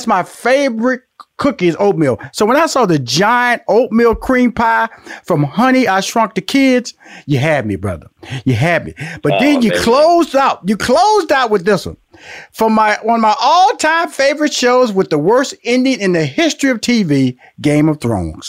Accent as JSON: {"language": "English", "town": "Houston", "region": "Texas", "country": "United States", "also_born_or_lived": "Louisiana, United States", "said": "I'm from Houston, Texas, by way of Louisiana."}